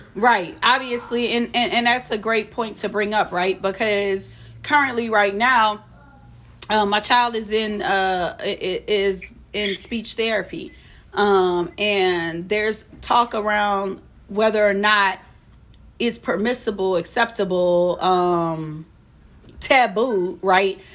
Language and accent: English; New Orleans, Louisiana, United States; now in Houston, United States; I hail from New Orleans, but I'm currently residing in Houston, Texas